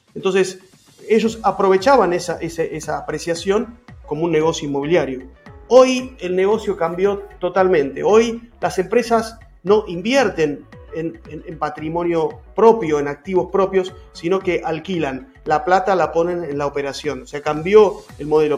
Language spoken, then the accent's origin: Spanish; Argentina; mi país